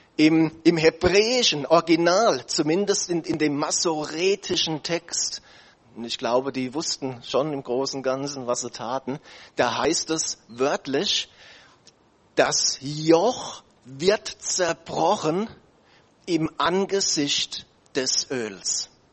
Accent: Germany; wir als Deutsche

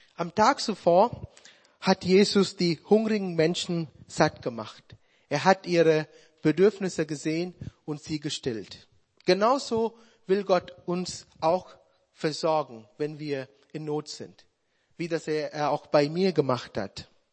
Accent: Sri Lanka; German is a second language; moved away as an adult; now in Germany; meine Heimat

